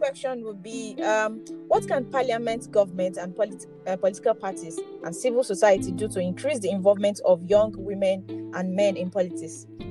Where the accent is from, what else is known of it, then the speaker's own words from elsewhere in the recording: Nigeria; as a Nigerian